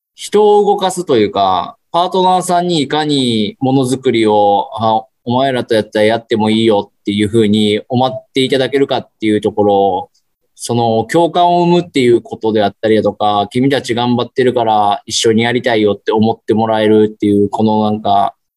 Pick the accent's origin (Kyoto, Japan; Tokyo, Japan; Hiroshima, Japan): Kyoto, Japan; 僕も京都人なんですけ